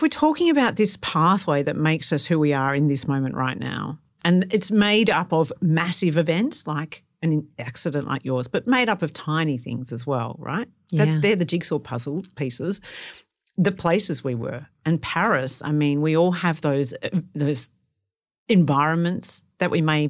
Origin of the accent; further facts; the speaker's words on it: Australia; I remember just going, I'm so Australian. And so bogan.